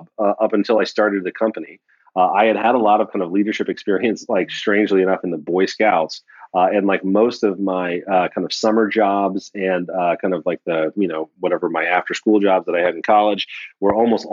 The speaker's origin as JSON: {"language": "English", "region": "West Virginia", "country": "United States", "tie": "born or raised there", "moved": "yes", "said": "I was born in West Virginia"}